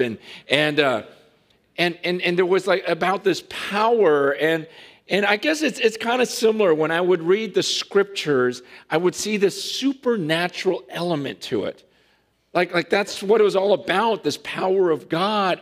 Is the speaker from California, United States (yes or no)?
yes; Stockton, California, United States; I grew up in Stockton